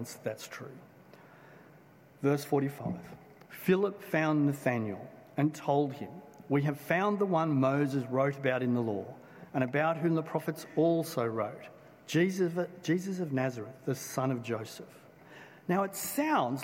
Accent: Blacktown, New South Wales, Australia; I grew up in Blacktown

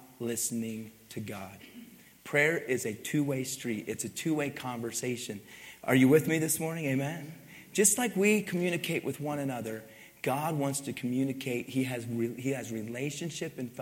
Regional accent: Pennsylvania, United States; now in Utah, United States; I grew up in Pennsylvania

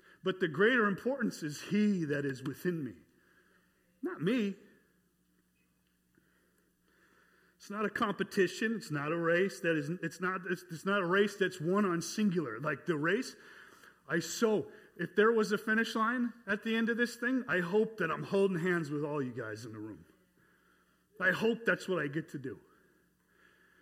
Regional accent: North Dakota, United States; moved away as an adult; also born or lived in North Carolina; I was from North Dakota

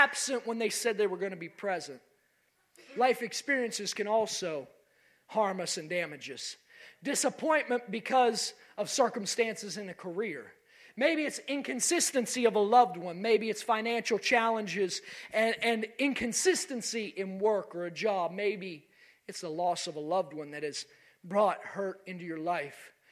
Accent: West Virginia, United States; In my home state of West Virginia

